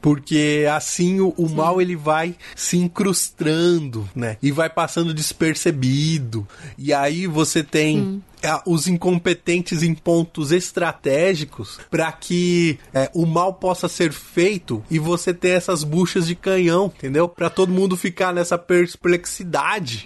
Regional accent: Brazil; Nós somos brasileiros

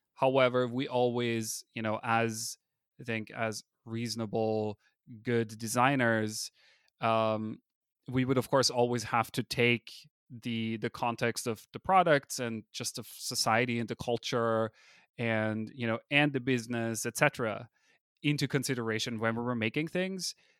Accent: Austria; first language German; English is a second language; moved away as an adult; now in California, United States; I'm a native German speaker, I come from Austria, I moved to America

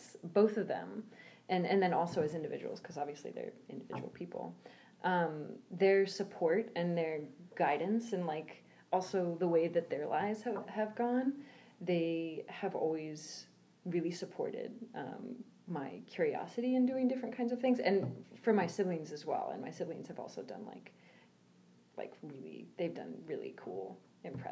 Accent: United States; moved away as an adult; I am an American who does not live in America

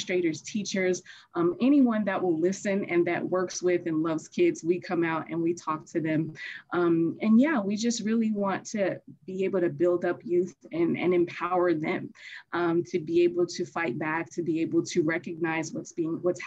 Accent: Chicago, Illinois, United States; now in Los Angeles, United States; I grew up as a foster youth and I'm originally from Chicago. And once I transitioned to Los Angeles, which is where I am now

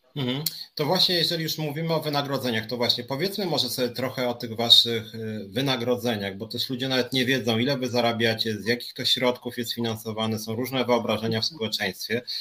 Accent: Warsaw, Masovian Voivodeship, Poland; ja jestem z Warszawy

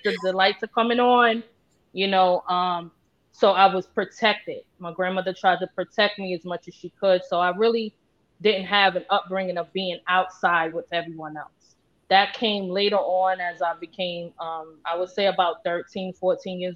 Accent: New York City, New York, United States; I grew up in Tompkins Projects, between Tompkins, Sumner, and Marcy

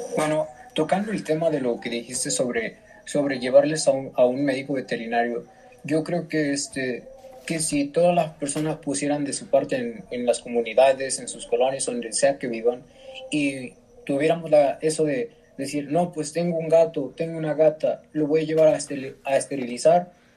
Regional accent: Mexico; somos mexicanos

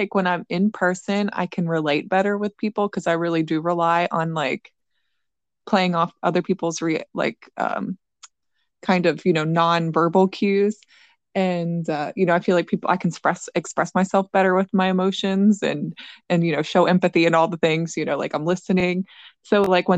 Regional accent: southwestern Pennsylvania, United States; moved away as an adult; now in Weston, United States; I grew up in Pennsylvania, southwestern Pennsylvania, on a dairy farm

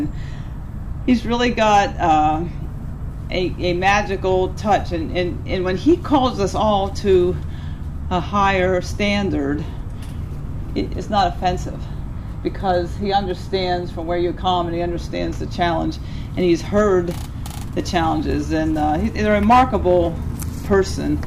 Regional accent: Fisher Creek Valley, Pennsylvania, United States; I grew up in Fisher Creek Valley near Beth and Franklin.

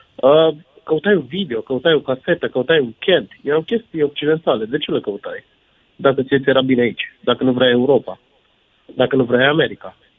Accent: Făgăraș, Brașov County, Romania; also born or lived in Sibiu; eu sunt din Fădăraș de origine

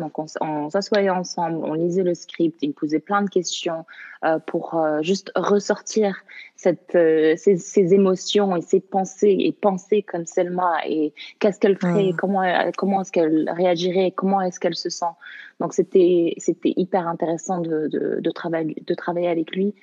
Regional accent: Canada; also born or lived in Morocco; Je, je, suis née au Maroc, j'ai grandi au Canada

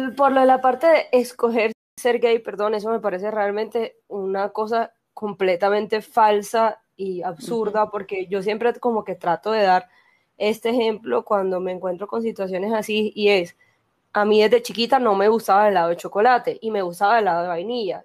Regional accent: Barranquilla, Atlántico, Colombia; now in Medellín, Colombia; yo soy naturalmente de Barranquilla, pero vivo en Medellín

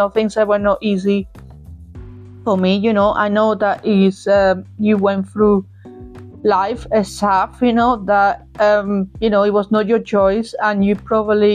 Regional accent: Cádiz, Andalusia, Spain; moved away; the country and the place that saw me, you know, grow, for the best breath that I took over there, back there, back in the day in Cadiz

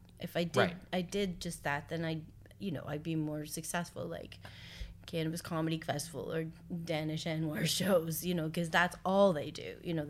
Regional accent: Orangeville, Ontario, Canada; all over Canada, but mostly Orangeville.

